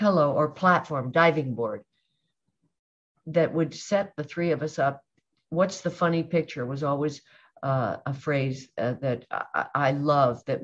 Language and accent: English; Colorado, United States; now in Los Angeles, United States; growing up for me in Colorado because that's an outdoor state